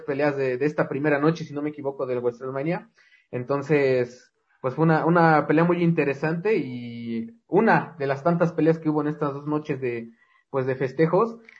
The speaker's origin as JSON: {"language": "Spanish", "country": "Mexico", "said": "como mexicanos"}